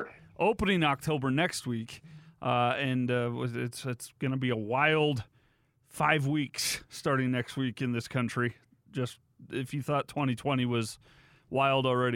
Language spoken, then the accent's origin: English; United States; we as an American people